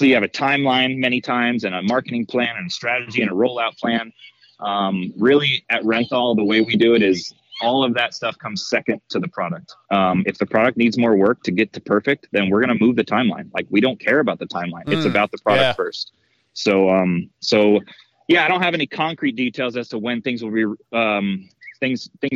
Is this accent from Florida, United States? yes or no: yes; Florida, United States; moved away as an adult; now in California, United States; I'm born and raised in Florida. I moved out to California in 2008 to take a job at Pro Circuit.